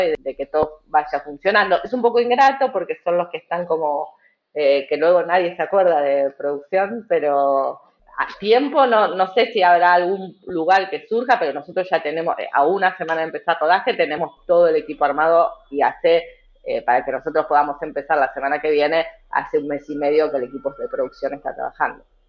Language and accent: Spanish; Argentina; nos atraviesa a todos como argentinos y argentinas